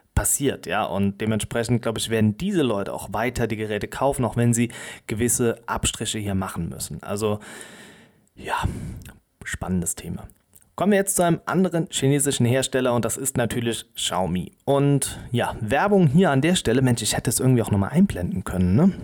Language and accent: German; Germany; wir als Europäer oder auch als Deutsche